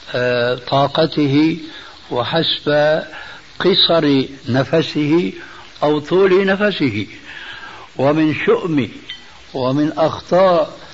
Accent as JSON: {"language": "Arabic", "country": "Syria", "said": "عندنا في سوريا"}